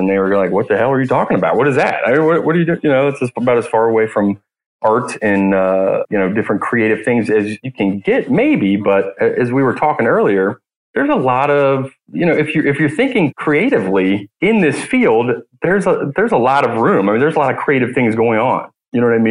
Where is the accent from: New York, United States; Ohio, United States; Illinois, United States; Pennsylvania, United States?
Ohio, United States; Cincinnati; also born or lived in Sarasota, Florida; I grew up here in Cincinnati, Ohio